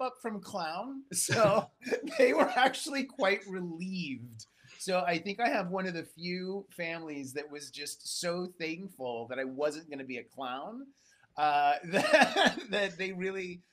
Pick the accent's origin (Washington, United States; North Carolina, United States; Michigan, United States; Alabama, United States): Washington, United States; Seattle; growing up in the Seattle area